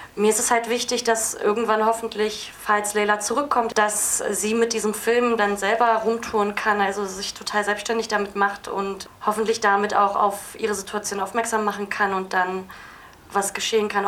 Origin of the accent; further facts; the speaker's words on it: Berlin, Germany; Mein Vater ist Kurde und meine Mutter ist Türkin. Genau, und ich bin Berlinerin